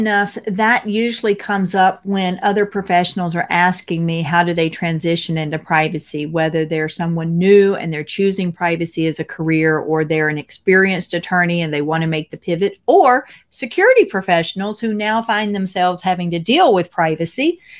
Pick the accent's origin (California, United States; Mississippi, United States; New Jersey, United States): Mississippi, United States; So I'm from Mississippi, and I am the first in my family to get a bachelor's degree